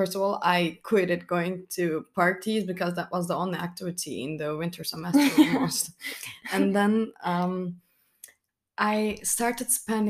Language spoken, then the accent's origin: English; Turkey; English is a second language; moved away as an adult; now in Germany; I'm Turkish. I'm here in Germany for Erasmus